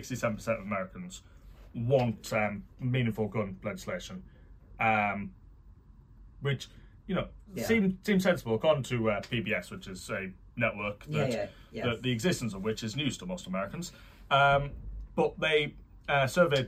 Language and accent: English; United Kingdom; also born or lived in Canada; I, as a Canadian born British person